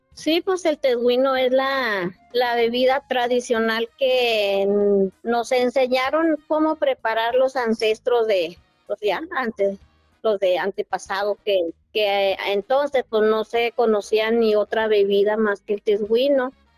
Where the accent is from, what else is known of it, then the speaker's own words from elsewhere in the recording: Norogachi, Chihuahua, Mexico; yo soy de Norogachi, un pueblo que se llama Norogachi, municipio de Huachochi, Chihuahua